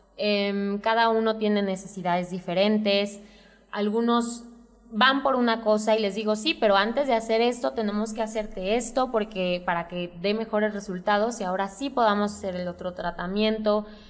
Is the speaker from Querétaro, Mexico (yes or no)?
yes; Santiago de Querétaro, Querétaro, Mexico; yo soy queretana, 100%, yo nací aquí en Querétaro, me encanta la ciudad